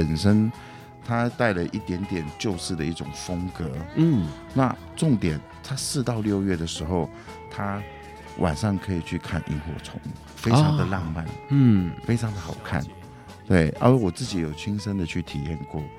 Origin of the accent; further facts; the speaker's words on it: Hualien County, Taiwan; 那我说我一下我的家乡好了。东半部的话，其实我是非常推荐花莲的六十石山。